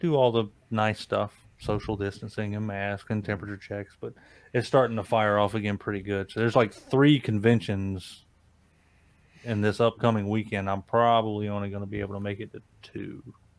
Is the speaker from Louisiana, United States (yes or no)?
no; upstate South Carolina, United States; I grew up and lived and worked around Charlotte, so I'm from South Carolina, upstate South Carolina, nice. Probably 30 minutes from Charlotte.